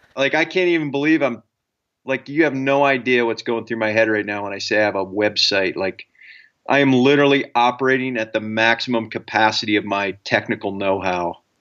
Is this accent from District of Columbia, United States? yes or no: no; Ohio, United States; I, I grew up in Ohio